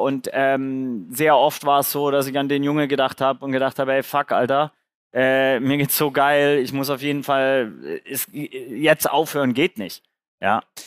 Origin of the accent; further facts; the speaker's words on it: Swabia, Germany; ich bin beim Genpool Lotterie im Schwabenländle geboren